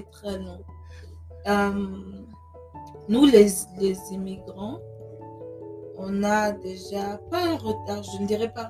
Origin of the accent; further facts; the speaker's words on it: Germany; moved away as an adult; now in United States; en tant qu'Africaine, j'ai grandi en Europe, plus précisément en Allemagne. Je suis née en Allemagne.